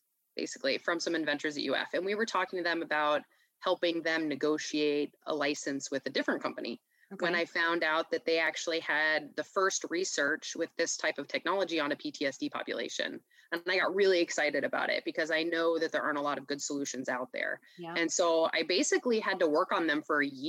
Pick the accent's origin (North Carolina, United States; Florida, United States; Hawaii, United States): Florida, United States; Gainesville; moved away as an adult; also born or lived in Baltimore, Maryland / Virginia / Los Angeles, California; I grew up in the Southeast. My family mostly lived in Gainesville, Florida. So that's where I went to middle school and high school